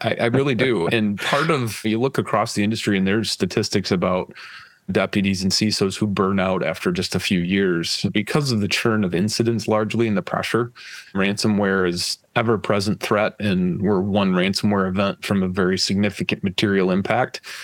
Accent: West Michigan, United States; growing up in West Michigan

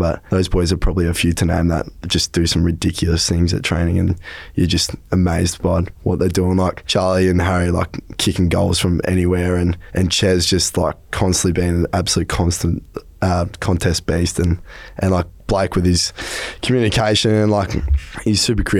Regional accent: Albury, New South Wales, Australia; moved away; Albury Wodonga, my hometown.

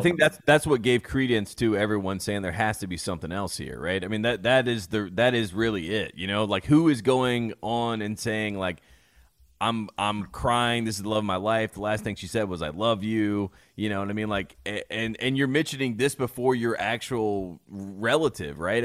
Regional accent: North Carolina, United States; I grew up in the Baptist Church, North Carolina

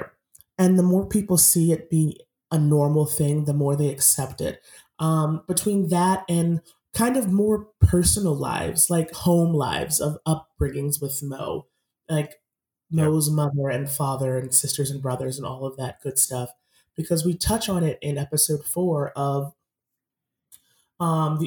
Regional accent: Massachusetts, United States; I grew up in Massachusetts

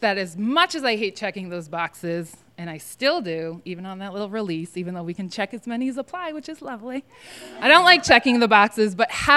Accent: New England, United States; my hometown is like very white and kind of racist for being in New England

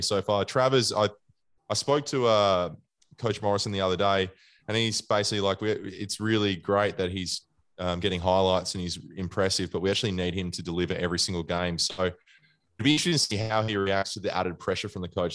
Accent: Australia; also born or lived in Western Australia; I'm an Australian first and foremost

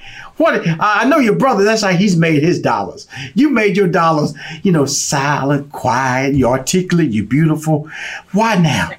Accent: Houston, Texas, United States; Because I was born and raised in Fifth Ward.

